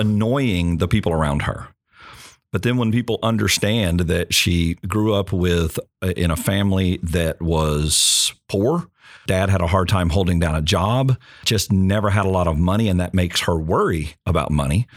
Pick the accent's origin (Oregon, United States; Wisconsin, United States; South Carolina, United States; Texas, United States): Texas, United States; Longview; Just outside Longview, Texas, small town in East Texas